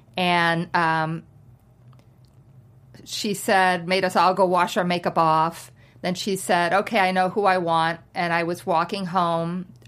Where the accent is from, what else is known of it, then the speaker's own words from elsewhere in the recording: New York, United States; now in Los Angeles, United States; And then I moved to LA and I was like, I'm a New Yorker. I'm going to be gone for 8 months. I'm coming back.